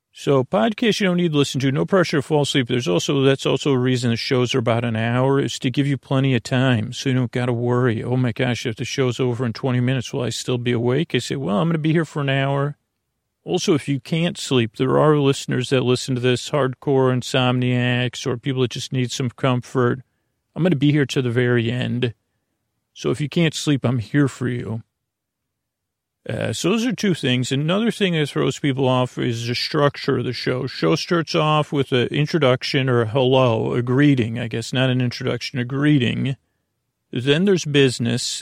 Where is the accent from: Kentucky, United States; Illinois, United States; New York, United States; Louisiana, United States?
New York, United States; Long Island; accent: Long Island; my Long Island accent